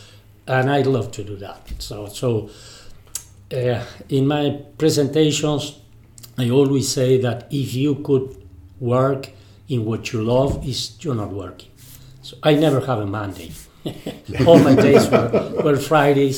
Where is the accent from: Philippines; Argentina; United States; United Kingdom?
Argentina; first language Spanish; English is a second language; I was born in Argentina. So sorry for my English.